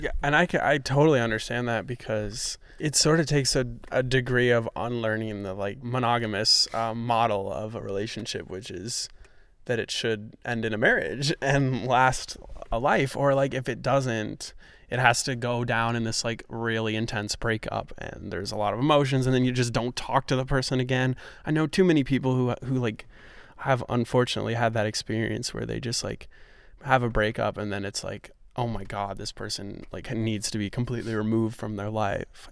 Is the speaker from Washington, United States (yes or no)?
no; New York, United States; also born or lived in Grinnell, Iowa; now in Iowa, United States; I'm from New York